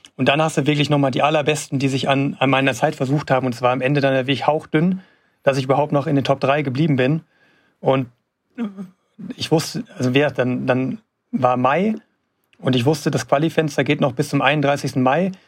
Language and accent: German; Gelsenkirchen, North Rhine-Westphalia, Germany; in meiner Heimatstadt da in Gelsenkirchen